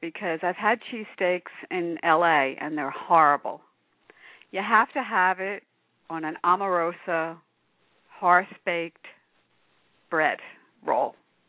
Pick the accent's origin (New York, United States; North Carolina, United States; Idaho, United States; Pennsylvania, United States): Pennsylvania, United States; Philadelphia; I'm from Philly